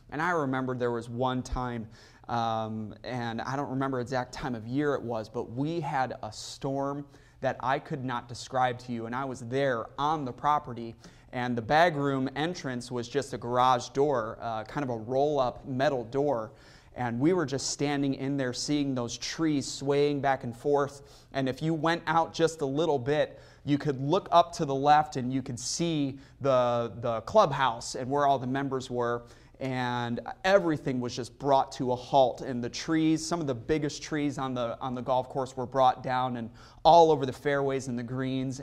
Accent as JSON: {"language": "English", "area": "near Chicago", "region": "Illinois", "country": "United States", "tie": "born or raised there", "said": "Growing up near Chicago"}